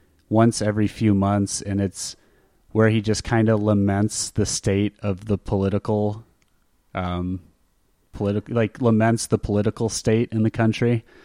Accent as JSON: {"language": "English", "town": "Phoenix", "region": "Arizona", "country": "United States", "tie": "born or raised there", "said": "growing up in Phoenix, like, we get heat, right?"}